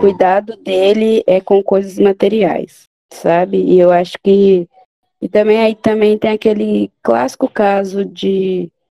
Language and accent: Portuguese; Minas Gerais, Brazil; E sou mineiro.